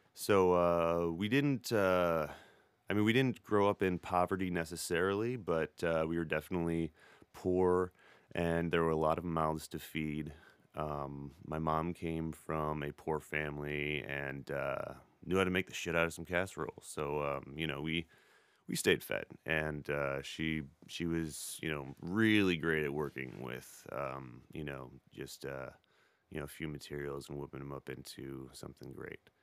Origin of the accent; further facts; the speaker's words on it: Beloit, Wisconsin, United States; I grew up in Beloit, Wisconsin